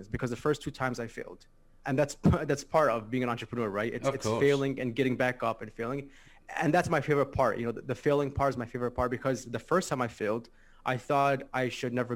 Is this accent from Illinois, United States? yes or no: yes; Chicago, Illinois, United States; I'm from Chicago, Illinois. Mm-hmm. In the States. I was born and raised here. I lived here my whole life.